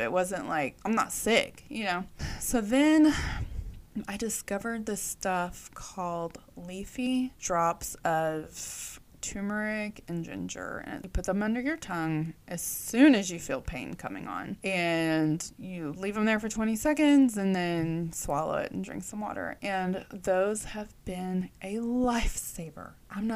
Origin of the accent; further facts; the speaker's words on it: Texas, United States; They called me y'all because I was from Texas